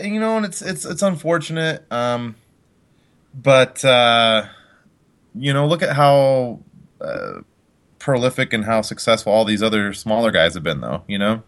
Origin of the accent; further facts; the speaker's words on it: Colorado, United States; also born or lived in Utah; I moved here when I was about five